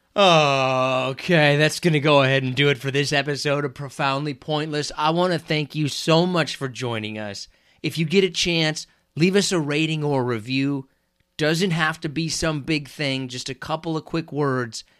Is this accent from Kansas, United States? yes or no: yes; Kansas, United States; I was from Kansas